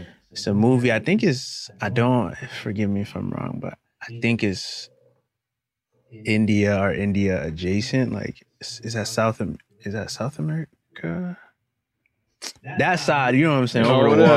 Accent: Brampton, Ontario, Canada; we grew up in Brampton

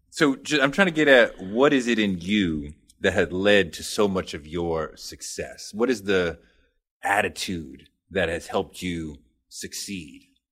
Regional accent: United States; as American men

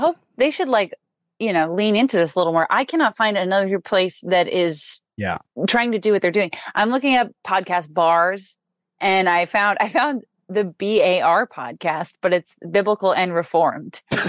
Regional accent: Brockton, Massachusetts, United States; moved away; I'm in my hometown right now.

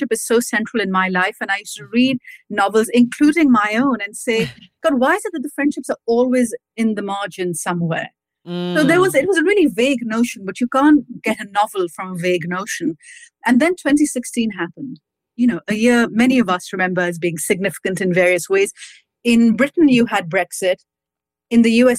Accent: Pakistan; moved away as an adult; also born or lived in United States; now in London, United Kingdom; I grew up in Pakistan where we never said just politics. And then I came to America for university

